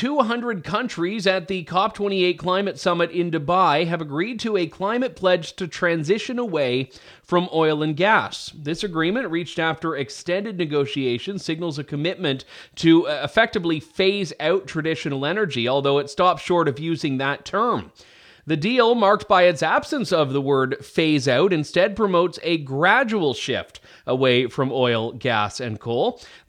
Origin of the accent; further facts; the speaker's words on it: Canada; Now, as a Canadian who's not from Alberta, I think there's an argument that Canadians themselves stand to suffer from not developing the oil and gas sector.